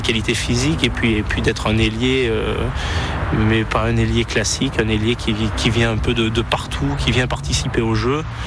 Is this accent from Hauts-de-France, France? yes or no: no; Romans-sur-Isère, Auvergne-Rhône-Alpes, France; moved away as an adult; also born or lived in Clermont-Ferrand; je suis originaire de, de Romans